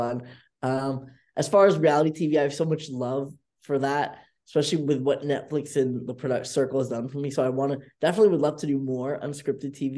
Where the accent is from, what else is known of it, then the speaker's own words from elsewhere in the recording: California, United States; I grew up in California